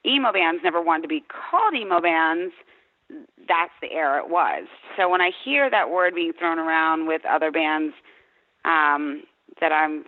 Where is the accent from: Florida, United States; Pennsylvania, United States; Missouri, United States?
Pennsylvania, United States; Wilkes-Barre; I grew up in Wilkes-Barre, Pennsylvania.